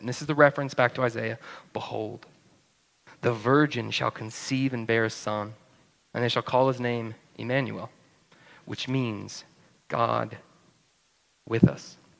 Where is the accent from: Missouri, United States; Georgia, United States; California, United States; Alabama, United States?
Georgia, United States; North; moved away as an adult; now in New Braunfels, United States; I grew up in North Georgia